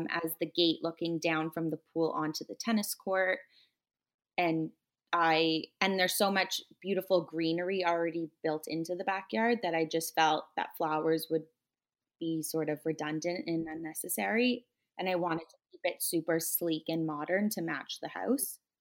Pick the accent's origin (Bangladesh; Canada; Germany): Canada; Toronto, Ontario; also born or lived in New York; I grew up in Toronto